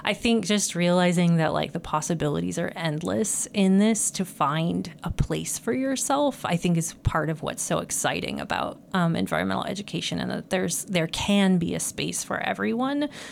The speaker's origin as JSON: {"language": "English", "town": "Franklin", "region": "Nebraska", "country": "United States", "moved": "as an adult", "said": "I'm from Nebraska originally, from a farm as well. I know Jenny's from North Dakota. I'm from South Central Nebraska"}